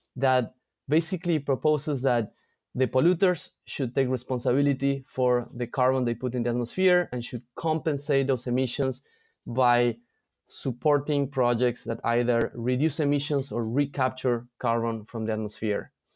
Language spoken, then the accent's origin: English; San Miguel de Tucumán, Tucumán, Argentina; moved away as an adult; also born or lived in Europe / New York City; I am originally from Argentina, from a place called Tucumán in the north of Argentina